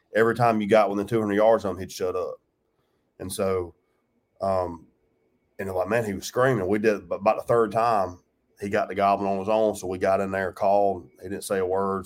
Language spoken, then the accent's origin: English; Georgia, United States; I grew up in Georgia